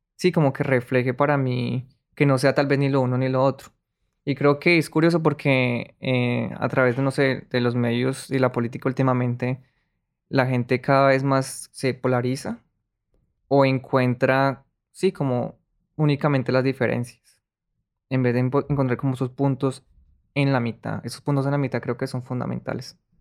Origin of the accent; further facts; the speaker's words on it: Colombia; moved away; yo no estoy traicionando, traicionando mi colombianidad